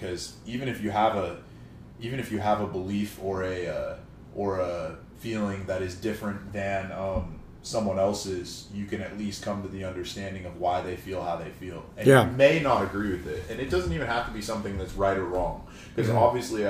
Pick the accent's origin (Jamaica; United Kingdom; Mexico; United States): United States; California; I am from the Bay Area.